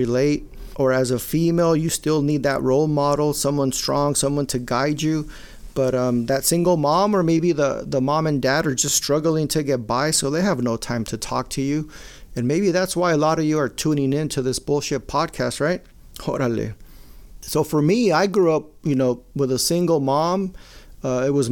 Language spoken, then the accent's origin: English; Maywood, United States; when we grew up in Maywood and my brother, I told you, I come from a very Mexicano family. I'm the only Chicano in my immediate family.